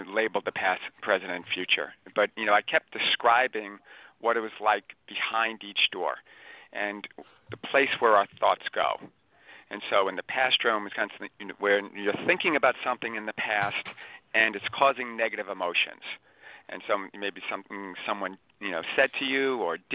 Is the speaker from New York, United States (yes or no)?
yes; Long Island, New York, United States; Born and raised on Long Island